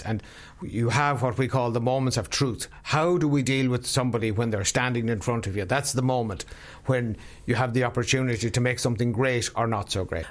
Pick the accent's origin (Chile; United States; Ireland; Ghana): Ireland; South Sligo, Connacht; I come from South Sligo, which is small farmland country.